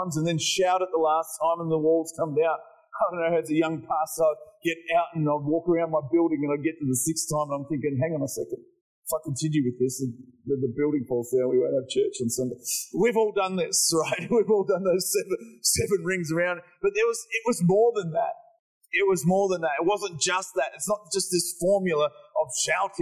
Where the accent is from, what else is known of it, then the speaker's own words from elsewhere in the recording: Morwell, Victoria, Australia; I grew up in Morwell